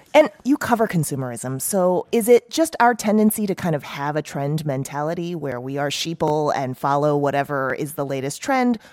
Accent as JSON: {"language": "English", "country": "United States", "said": "I'm so American"}